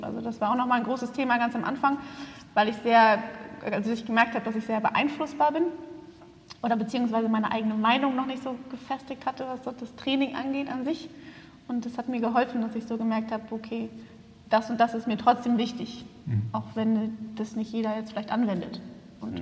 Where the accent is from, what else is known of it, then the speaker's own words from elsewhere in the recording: Hamburg, Germany; moved away as an adult; now in Berlin, Germany; ich komme aus Berlin, eigentlich aus Hamburg, aber ich bin gerade nach Berlin gezogen